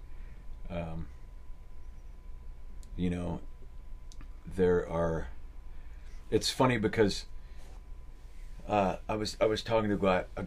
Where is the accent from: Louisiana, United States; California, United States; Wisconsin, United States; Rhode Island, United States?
California, United States; Berkeley; that's where I grew up in the East Bay